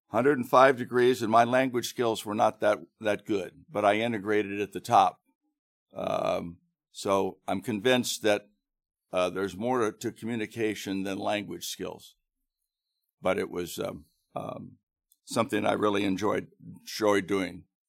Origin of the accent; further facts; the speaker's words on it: Grandview, Ohio, United States; also born or lived in Thailand; now in Hilliard, United States; When I was growing up in Grandview, um, and was in high school